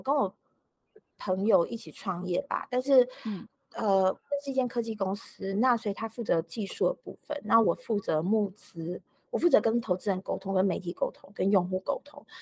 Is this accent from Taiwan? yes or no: yes; Taiwan; moved away as an adult; also born or lived in California, United States; 然后我也觉得就是小孩出生了再带回台湾给我爸妈看